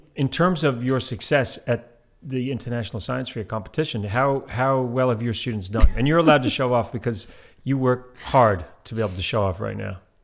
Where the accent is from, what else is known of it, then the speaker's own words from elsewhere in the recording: Antigua & Barbuda; moved away; also born or lived in New Zealand; I grew up in Antigua, and, uh, also where they had the British system.